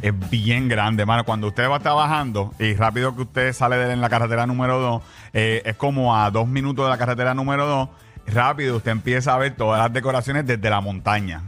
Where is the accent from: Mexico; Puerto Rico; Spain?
Puerto Rico; Carolina; yo soy de Carolina